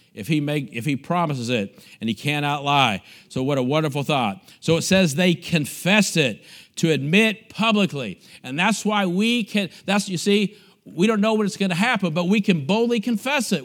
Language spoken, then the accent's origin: English; United States; moved away as an adult; also born or lived in Bulgaria; me as an American missionary